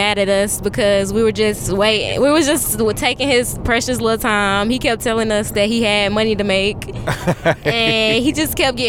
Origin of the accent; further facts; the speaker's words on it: Charlotte, North Carolina, United States; We're from Charlotte, North Carolina.